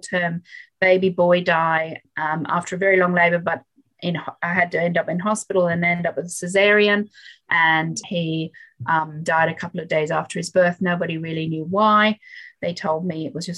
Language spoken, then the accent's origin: English; Yemen; now in Australia; I was born in Yemen and my mother was a midwife